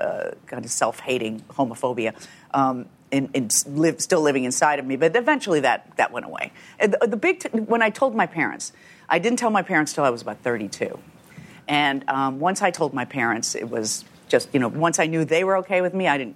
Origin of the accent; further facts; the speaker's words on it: Chicago, Illinois, United States; The south side of Chicago in a suburb.